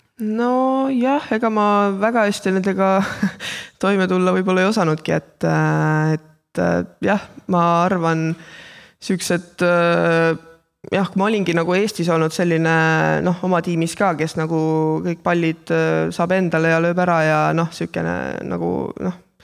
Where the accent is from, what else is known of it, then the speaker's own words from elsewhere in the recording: Kohila, Rapla County, Estonia; minu kodulinna Kohilasse